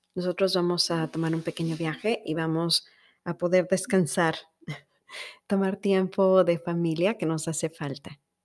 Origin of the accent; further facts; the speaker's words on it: Mexico; now in United States; somos los mexicanos